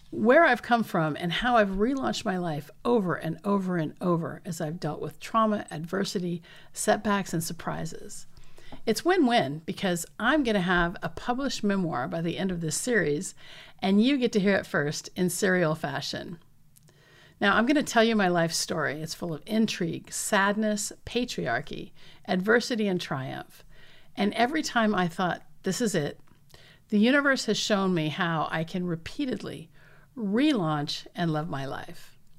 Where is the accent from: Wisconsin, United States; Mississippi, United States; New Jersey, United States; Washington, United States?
Washington, United States; southeastern Washington State, United States; As late as nineteen forty-three, my hometown still had only two hundred forty-seven residents